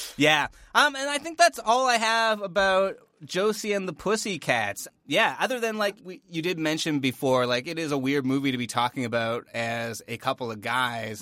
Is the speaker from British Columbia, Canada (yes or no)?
no; Northern Ontario, Canada; we're from Canada